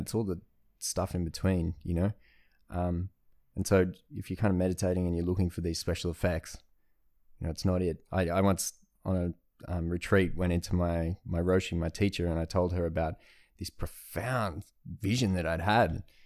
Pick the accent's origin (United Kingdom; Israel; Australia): Australia; I'm Australian